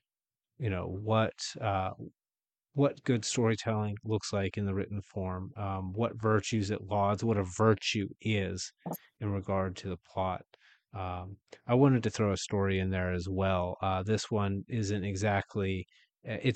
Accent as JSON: {"language": "English", "town": "Wheeling", "region": "West Virginia", "country": "United States", "said": "I'm from Wheeling, West Virginia"}